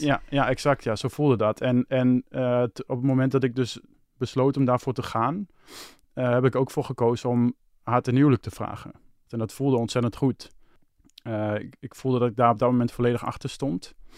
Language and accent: Dutch; Hengelo, Overijssel, Netherlands; moved away as an adult; now in Amsterdam, Netherlands; mijn verhaal begint in Hengelo. Dat is waar ik geboren ben. En Hengelo had ik eh, een vriendin. Daar woonde ik mee samen